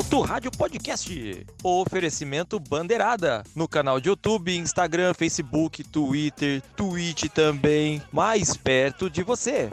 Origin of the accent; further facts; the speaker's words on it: Campinas, São Paulo, Brazil; na cidade vizinha de onde eu moro, eu sou de Campinas